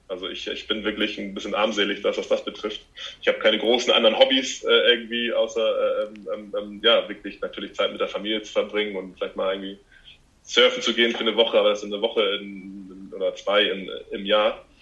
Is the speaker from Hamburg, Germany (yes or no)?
yes; Hamburg, Germany; ich mache das hier zu Hause, wo ich herkomme